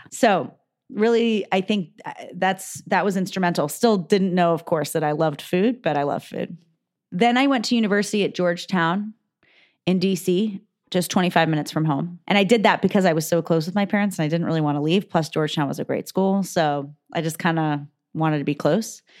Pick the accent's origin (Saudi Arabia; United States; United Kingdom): Saudi Arabia; born there; so I was born in 1981 in Saudi Arabia.